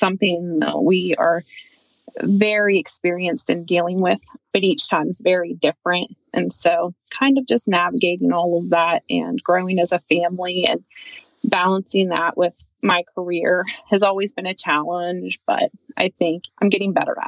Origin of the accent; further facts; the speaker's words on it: Pennsylvania, United States; So I am from Western Pennsylvania. I've been here since I was 14.